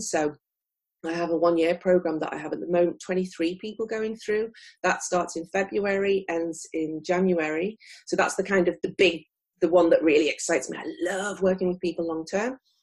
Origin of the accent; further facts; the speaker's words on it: near Liverpool, North West England, United Kingdom; moved away as an adult; now in Tokyo, Japan; I'm originally from near Liverpool in the United Kingdom, and I came to Japan in 2001